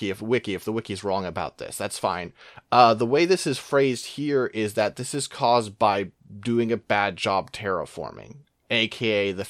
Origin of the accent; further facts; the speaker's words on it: Los Angeles, California, United States; because I was born in Los Angeles